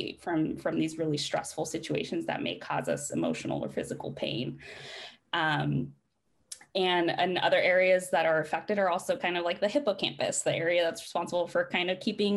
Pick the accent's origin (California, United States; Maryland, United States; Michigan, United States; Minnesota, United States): California, United States; Riverside; moved away as an adult; also born or lived in Midwest; now in Eugene, United States; I'm from Riverside, California. So shout out to the Inland Empire